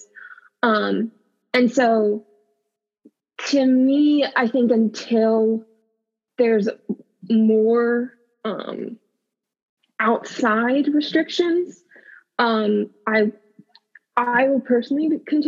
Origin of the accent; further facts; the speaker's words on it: Virginia, United States; I grew up in Virginia, so kind of driving everywhere